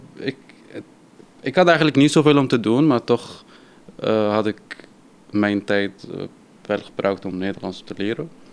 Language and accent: Dutch; Syria; Dutch is a second language; also born or lived in Turkey; now in The Hague, Netherlands; ik kom uit Syrië